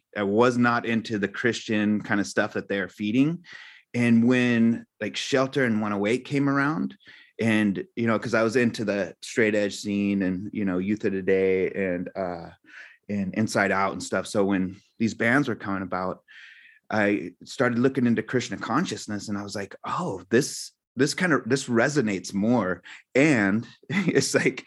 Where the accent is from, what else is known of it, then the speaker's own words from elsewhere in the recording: Santa Cruz, California, United States; I grew up in Santa Cruz